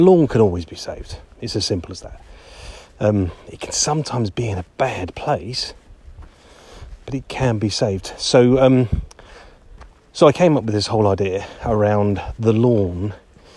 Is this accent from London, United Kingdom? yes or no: no; Harrogate, Yorkshire and the Humber, United Kingdom; my hometown of Harrogate